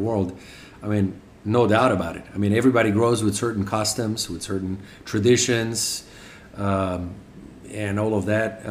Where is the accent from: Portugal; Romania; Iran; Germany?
Romania; English is a second language; moved away as an adult; now in United States; I just turned 18. My father had left 3.5 years before I had made it out of Romania